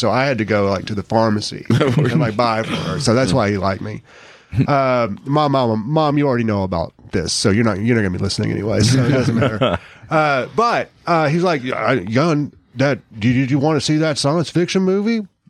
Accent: McMinnville, Tennessee, United States; like in the small town. I'm from McMinnville, Tennessee, like small mm-hmm. town.

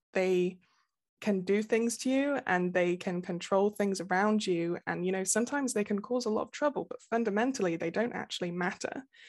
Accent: Nottingham, East Midlands, United Kingdom; I am from the U K. I'm from Nottingham, uh, like Robin Hood.

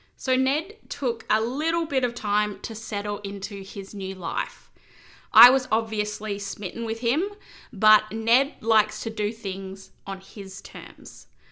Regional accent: Corrigin, Western Australia, Australia; moved away; I'd been living in my hometown of Corigen for about seven years

